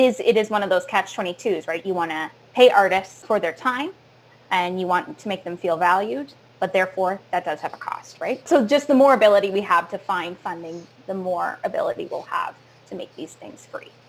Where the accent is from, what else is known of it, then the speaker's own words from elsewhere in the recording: Sarnia, Ontario, Canada; now in Toronto, Canada; I grew up in Sarnia